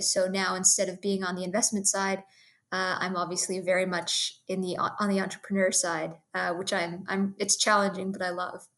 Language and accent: English; Toronto, Ontario, Canada; I'm a Toronto born girl, uh, so born and raised in Toronto.